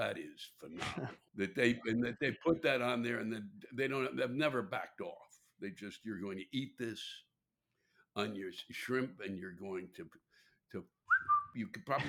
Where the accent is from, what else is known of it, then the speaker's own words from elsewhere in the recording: Maryland, United States; I was born and raised in Maryland